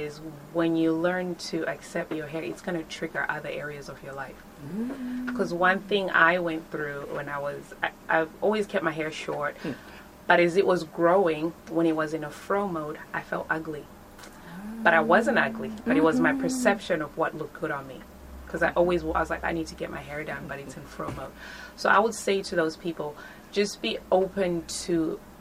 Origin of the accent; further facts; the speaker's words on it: Dallas, Texas, United States; moved away as an adult; also born or lived in Zimbabwe; now in Australia; I was born in Zimbabwe, raised in Texas, and then came to Australia.